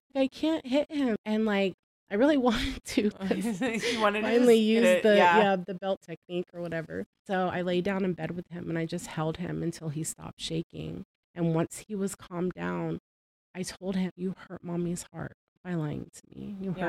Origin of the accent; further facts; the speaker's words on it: the South, United States; And I'm from the South and everybody hits their kids.